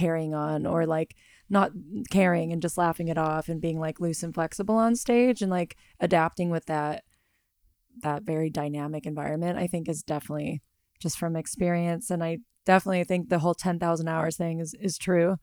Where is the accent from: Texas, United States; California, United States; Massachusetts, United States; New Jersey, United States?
California, United States; Southern; I am from Southern California